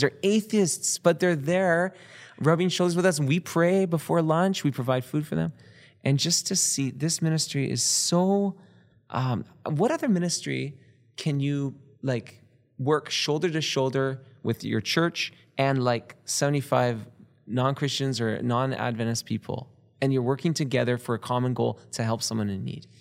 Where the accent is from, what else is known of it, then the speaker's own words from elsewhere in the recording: Canada; we're from Canada.